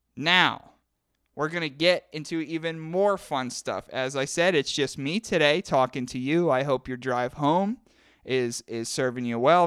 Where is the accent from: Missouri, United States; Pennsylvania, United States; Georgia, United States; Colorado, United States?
Pennsylvania, United States; McKeesport; my hometown of McKeesport, P